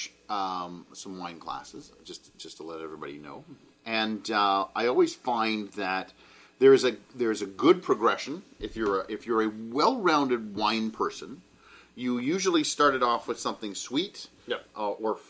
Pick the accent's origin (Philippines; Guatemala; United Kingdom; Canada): Canada; we're Canadian